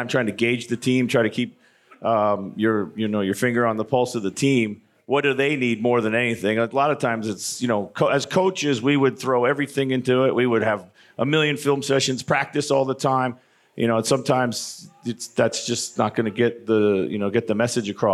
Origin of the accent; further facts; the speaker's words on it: Philadelphia, Pennsylvania, United States; now in Minneapolis, United States; I'm from Philly area.